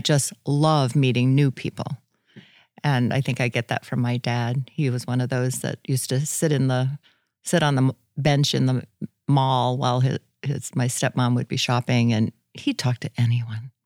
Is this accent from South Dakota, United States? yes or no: yes; Hurley, South Dakota, United States; also born or lived in Brandon, South Dakota; grew up in Hurley, South Dakota